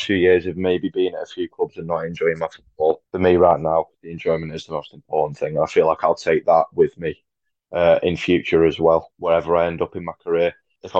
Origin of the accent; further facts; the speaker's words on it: Congleton, North West England, United Kingdom; playing for my hometown, especially with a lot of the lads that I've grown up with.